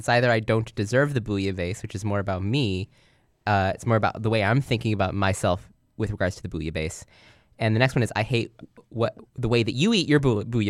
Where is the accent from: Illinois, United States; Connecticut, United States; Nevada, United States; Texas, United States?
Illinois, United States; Chicago; As a Chicagoan, do not think I've ever had a bouillabaisse.